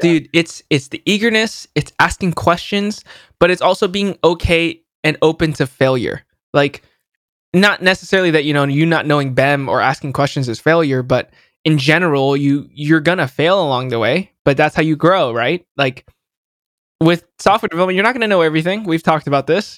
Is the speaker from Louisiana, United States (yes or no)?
no; San Jose, California, United States; born or raised there